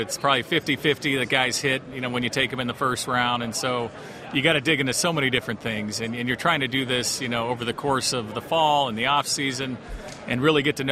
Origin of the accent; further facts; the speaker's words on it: Los Angeles, California, United States; moved away as an adult; now in Denver, United States; growing up in Los Angeles